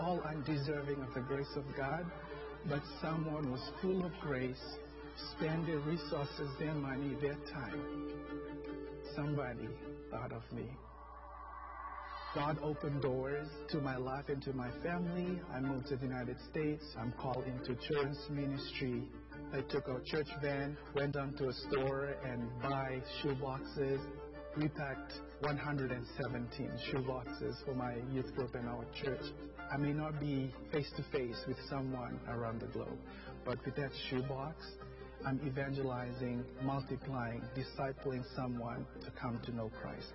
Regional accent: Fiji; moved away; I'm originally from the Fiji Islands

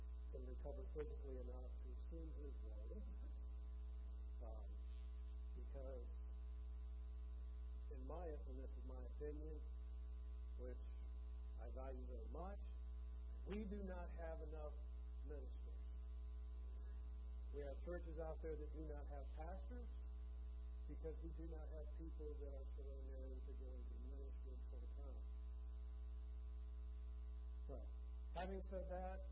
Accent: Michigan, United States; moved away as an adult; This is the longest place I have lived in one place since I was born and raised in Michigan. I left home when I was 18, just after high school.

